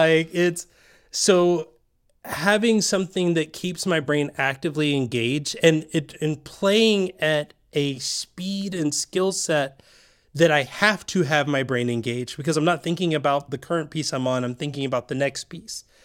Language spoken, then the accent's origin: English; Tennessee, United States; moved away; also born or lived in Georgia; I'm from Tennessee, then Georgia.